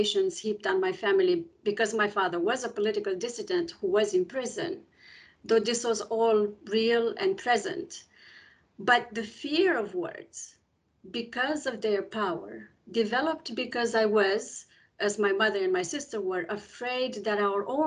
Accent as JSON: {"language": "English", "country": "Romania", "tie": "born or raised there", "first_language": "Romanian", "second_language": "English", "moved": "yes", "said": "I came from Romania in 1989 in a family of political dissidents"}